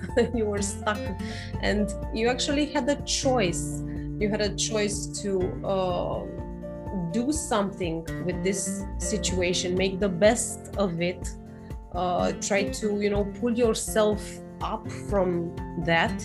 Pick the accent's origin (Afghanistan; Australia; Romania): Romania; I'm from Romania, by the way, in Europe